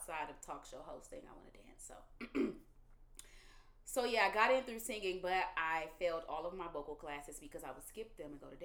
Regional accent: Detroit, Michigan, United States; moved away as an adult; now in Los Angeles, United States; from Detroit, Michigan, the east side of Detroit to be exact. I don't think I've lived on the west side ever in my life.

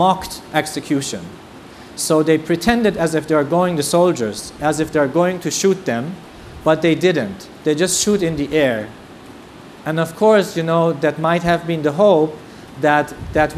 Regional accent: Tehran, Tehran Province, Iran; also born or lived in Germany; now in Israel; I was born in Tehran, in Iran, and left later on and went to Germany. Now I live in Israel

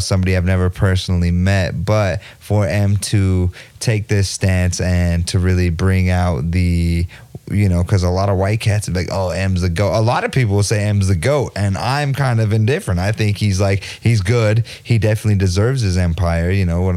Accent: United States; We're all American

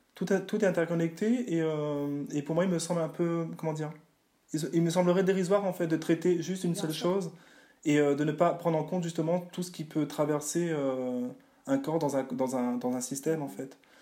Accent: Réunion; je viens de la Réunion

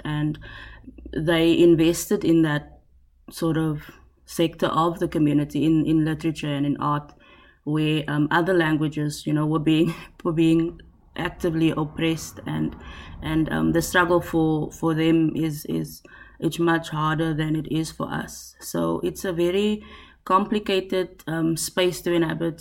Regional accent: South Africa; first language Afrikaans; English is a second language; as a South African

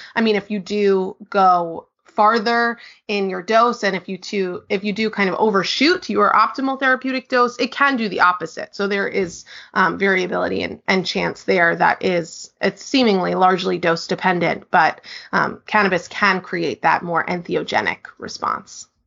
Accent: New York, United States; now in Portland, United States; I am originally from New York, based in Portland, Oregon

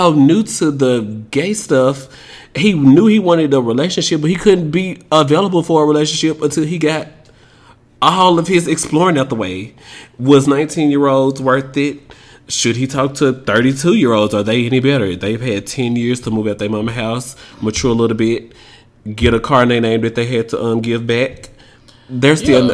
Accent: Tennessee, United States; I'm from Tennessee

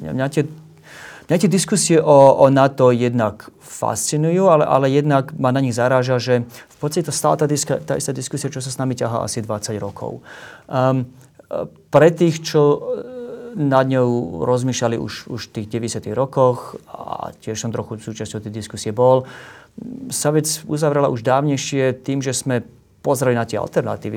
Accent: Slovakia; ako Slovák

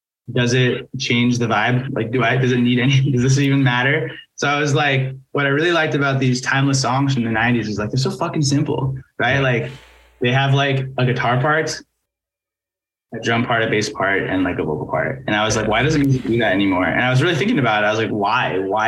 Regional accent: Seattle, Washington, United States; growing up in Seattle

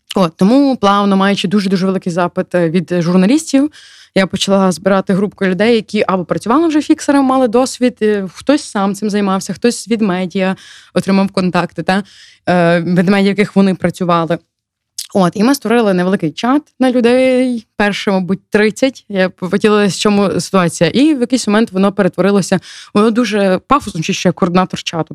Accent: Ukraine; я з України

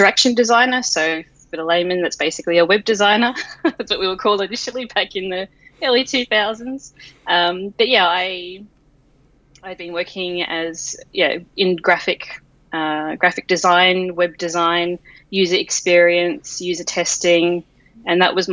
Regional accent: Australia; I am obviously Australian

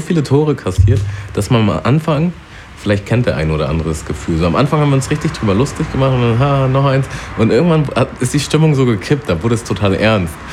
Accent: Germany; da wo ich aufgewachsen bin, das war halt schon so ein Vorort und da waren eigentlich auch nur Weiße und äh, ja, also nur Deutsche auch eigentlich. Aber gerade dadurch, dass es auch so nah an Harburg war

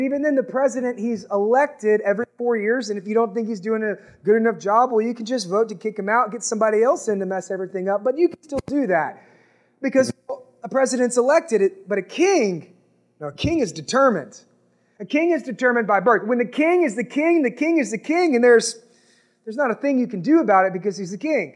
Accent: United States; we're American

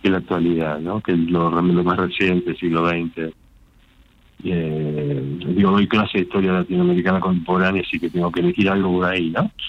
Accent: Castelar, Buenos Aires Province, Argentina; de Castelar.

